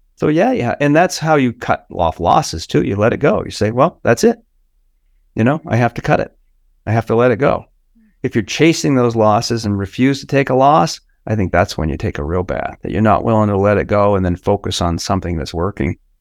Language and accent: English; United States; I'm an American.